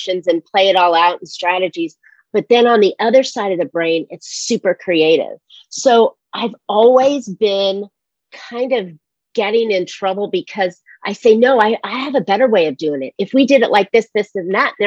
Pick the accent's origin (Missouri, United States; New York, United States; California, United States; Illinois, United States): California, United States; San Francisco; moved away as an adult; also born or lived in Seattle / North Carolina; now in California, United States; I was born in San Francisco